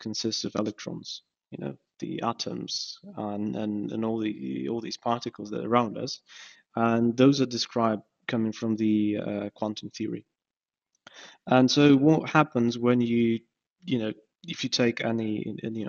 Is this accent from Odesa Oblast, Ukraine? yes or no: no; Kyiv, Ukraine; moved away as an adult; now in Sheffield, United Kingdom; I was born in Kyiv, and this is where I've done my master's degree as well